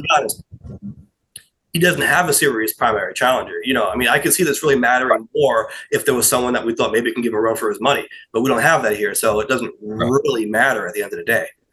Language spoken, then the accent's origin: English; New York, United States; I'm a New Yorker